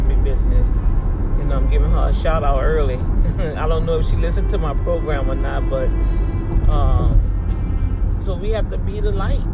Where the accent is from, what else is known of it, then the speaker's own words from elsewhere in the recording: New Orleans, Louisiana, United States; now in Houston, United States; I'm from New Orleans